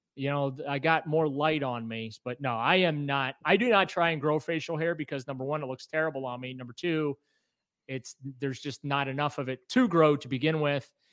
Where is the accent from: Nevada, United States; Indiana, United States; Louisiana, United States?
Louisiana, United States; New Orleans; I was born in New Orleans